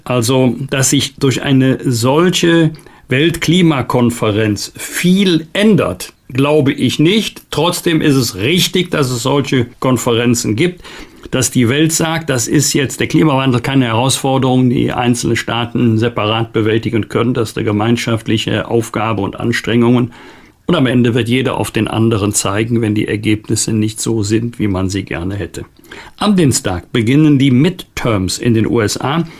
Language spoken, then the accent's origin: German; Germany; wir als Deutsche und Europäer